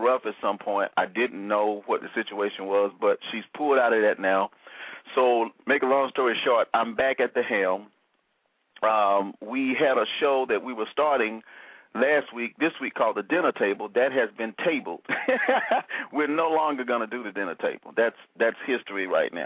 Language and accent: English; Alabama, United States; I'm from Alabama